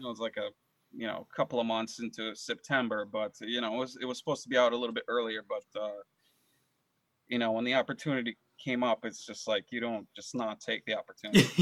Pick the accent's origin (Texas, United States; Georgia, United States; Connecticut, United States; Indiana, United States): Connecticut, United States; also born or lived in Moscow, Russia / San Francisco, California; I, I grew up in Connecticut.